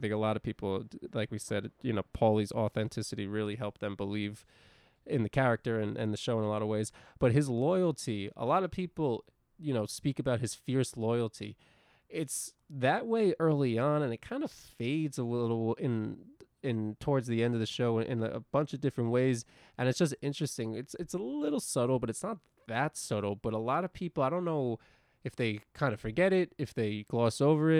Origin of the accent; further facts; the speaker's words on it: Buffalo, New York, United States; I grew up in Buffalo, and there was lots of Italian families in the neighborhood.